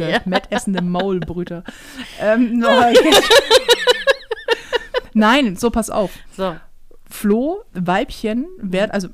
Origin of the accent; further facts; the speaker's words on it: Northern Germany, Germany; Wir sind Norddeutsche